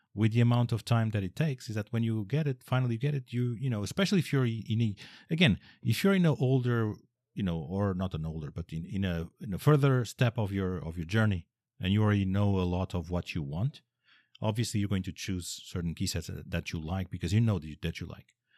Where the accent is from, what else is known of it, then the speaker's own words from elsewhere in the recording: Portugal; I'm Portuguese, I come from Portugal